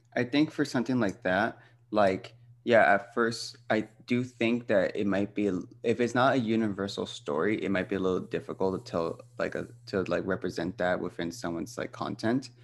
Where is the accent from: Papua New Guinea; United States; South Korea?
United States; I'm Mexican-American, my experiences and upbringing are way different than my cousins who were actually born and raised in Mexico